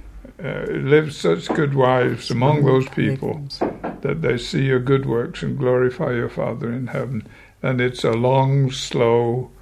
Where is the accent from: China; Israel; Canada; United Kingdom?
United Kingdom; moved away as an adult; now in United States; being a Brit myself